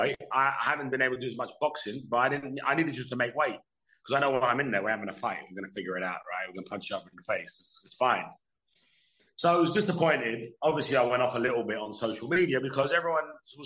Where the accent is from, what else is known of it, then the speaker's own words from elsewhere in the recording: London, United Kingdom; my hometown in Wembley, 5 minutes from where I grew up